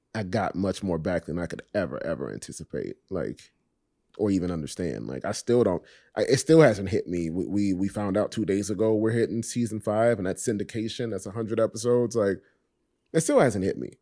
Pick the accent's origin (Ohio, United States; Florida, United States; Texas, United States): Florida, United States; Miami; also born or lived in Richmond Heights, Miami; I was born and raised in Coconut Grove, and then we moved to the Heights, to, to Richmond Heights